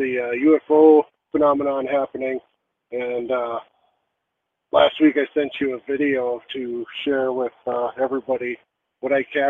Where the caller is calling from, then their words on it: Cottage Grove, Minnesota, United States; I'm calling from Cottage Grove, Minnesota.